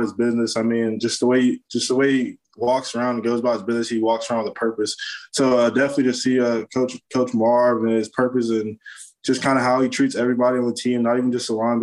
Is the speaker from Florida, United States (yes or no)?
yes; Florida, United States; growing up in Florida